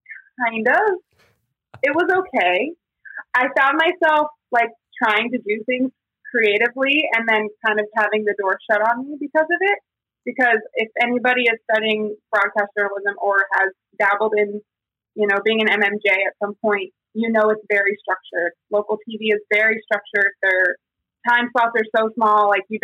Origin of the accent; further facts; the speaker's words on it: San Diego, California, United States; also born or lived in Texas / Massachusetts / New Jersey; So at that point, I'm 21 and I've lived in Texas and Massachusetts, New Jersey, and San Diego. I'm from San Diego.